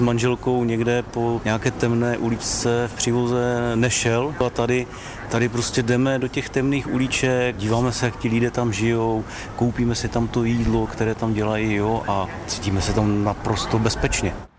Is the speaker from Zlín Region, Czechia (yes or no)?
no; Ostrava, Moravian-Silesian Region, Czechia; moved away as an adult; now in Hurghada, Egypt; Pocházíme z Ostravy